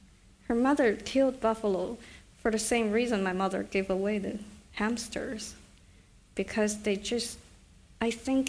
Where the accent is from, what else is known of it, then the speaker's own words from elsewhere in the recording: Beijing, China; And so when I grew up, one is China was so crowded, you know, it was just, Beijing was just, everywhere you turn, there would b